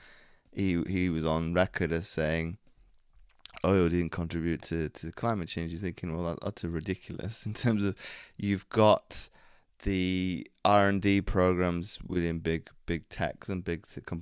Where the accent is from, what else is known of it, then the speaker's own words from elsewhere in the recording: Belgium; now in North Wales, United Kingdom; I grew up in Belgium